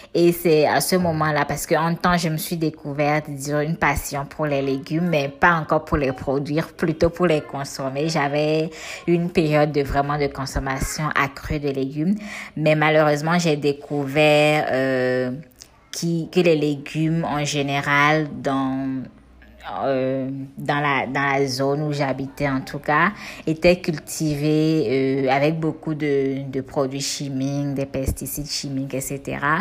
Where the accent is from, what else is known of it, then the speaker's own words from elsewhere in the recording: Cotonou, Littoral, Benin; j'ai grandi en ville, à Cotonou, euh, dans le quartier Godomain plus précisément, euh, avec mes soeurs et mes parents